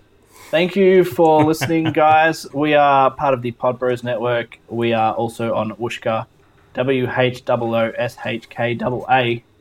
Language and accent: English; Australia; for us being Australian